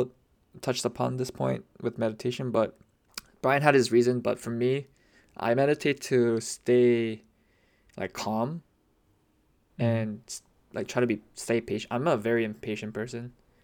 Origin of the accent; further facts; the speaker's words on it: New York City, New York, United States; You know why? It's because I'm from the Apple. Monty. The Big Apple.